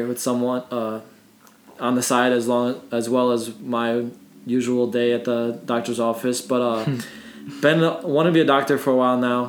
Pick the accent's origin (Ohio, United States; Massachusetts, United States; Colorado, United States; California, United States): Ohio, United States; Parma; now in Columbus, United States; I'm from Parma as well